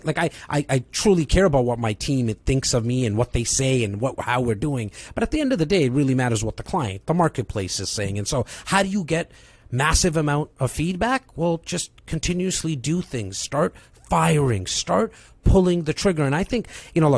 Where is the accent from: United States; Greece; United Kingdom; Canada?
Canada; Toronto, Ontario; I'm a kid from Rexdale. It's a northern part of Toronto